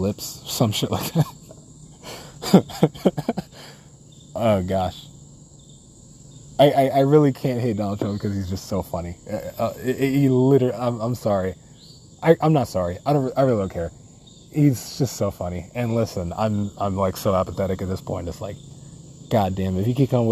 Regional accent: New York City, New York, United States; Definitely a Brooklynite, born, raised

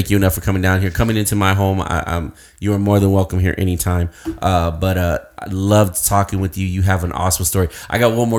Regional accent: Uvalde, Texas, United States; us people from Uvalde are a different breed

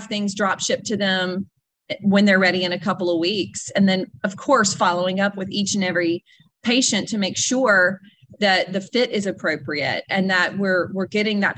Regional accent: North Mississippi, United States; also born or lived in Nashville, Tennessee; I'm originally from North Mississippi

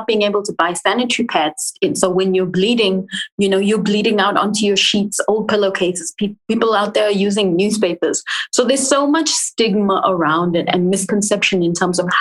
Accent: England, United Kingdom; moved away; also born or lived in Africa (born here, likely South Africa); I was born here, but I grew up in England

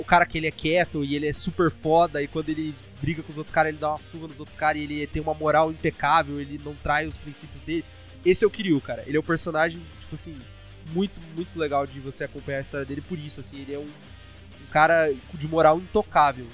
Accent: Brazil; eu sou brasileiro

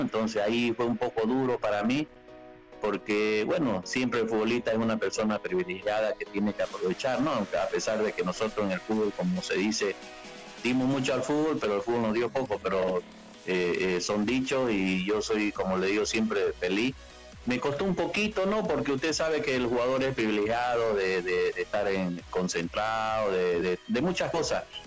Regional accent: Santa Cruz, Bolivia; moved away as an adult; en mi país yo soy boliviano, orgulloso de ser boliviano, eh, cruceño

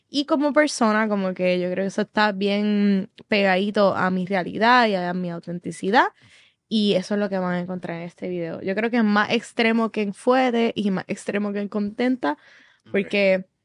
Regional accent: Puerto Rico; Soy boricua

